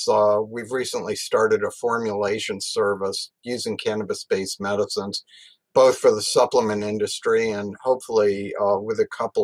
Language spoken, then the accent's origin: English; Massachusetts, United States; moved away as an adult; also born or lived in Missoula, Montana; I grew up in Massachusetts